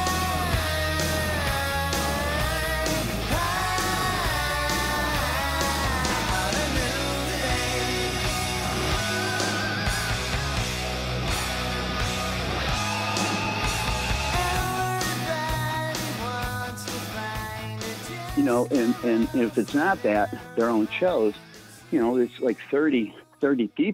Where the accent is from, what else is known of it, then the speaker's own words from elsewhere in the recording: Blue Island, Illinois, United States; From Blue Island